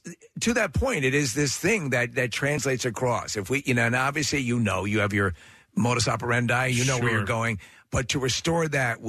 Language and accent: English; New York, United States; moved away; I'm from New York